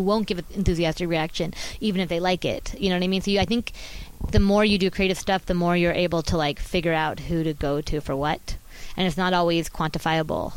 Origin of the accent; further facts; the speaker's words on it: Orange County, California, United States; I'm from Orange County, but my mom was from Chicago